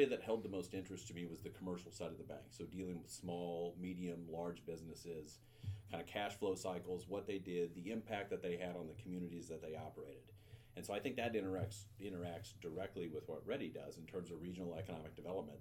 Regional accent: St. Louis, Missouri, United States; moved away as an adult; now in Columbia, United States; I grew up in St. Louis

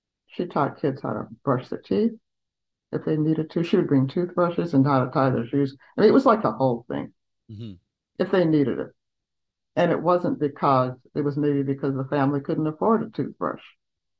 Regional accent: Columbia, Tennessee, United States; moved away; also born or lived in Chicago; in my hometown

